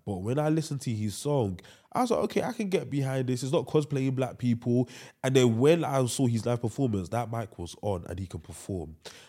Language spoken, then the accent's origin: English; United Kingdom; we in the UK, we're English speaking country as well, we want to appeal to the American audience because we feel like that's where music should dominate.